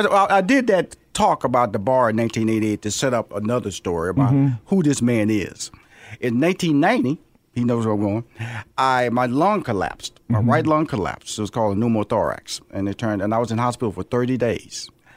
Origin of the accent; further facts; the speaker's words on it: Houston, Texas, United States; I'm from Houston.